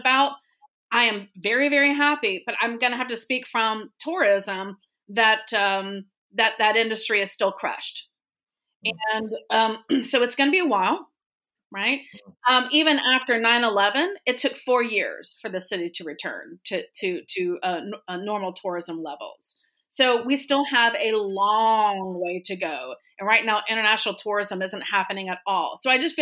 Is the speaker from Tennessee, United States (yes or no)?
no; Tallahassee, Florida, United States; moved away as an adult; now in New York City, United States; I'm originally from Tallahassee, Florida